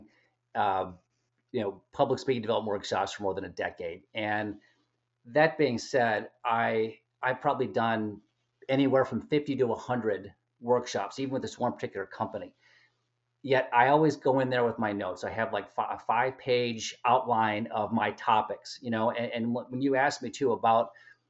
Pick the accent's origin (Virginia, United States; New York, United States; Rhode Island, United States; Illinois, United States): Illinois, United States; Chicago; I'm from Chicago, Illinois.